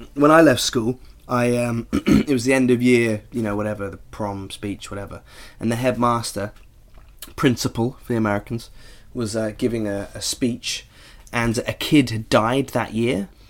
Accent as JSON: {"language": "English", "area": "Norfolk", "region": "East of England", "country": "United Kingdom", "tie": "born or raised there", "said": "I grew up in Norfolk"}